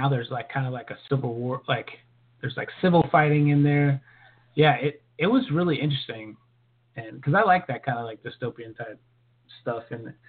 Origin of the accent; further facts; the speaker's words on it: California, United States; being that we're from California